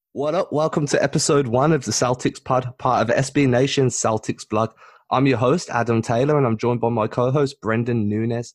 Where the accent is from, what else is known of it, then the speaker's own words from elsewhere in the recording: England, United Kingdom; I'm not British, I'm English